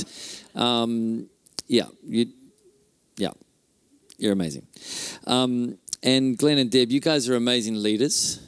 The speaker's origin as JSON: {"language": "English", "region": "Auckland", "country": "New Zealand", "tie": "born or raised there", "moved": "yes", "lives_now": "Whangarei, New Zealand", "said": "I grew up in Auckland, but we live in Whangarei now"}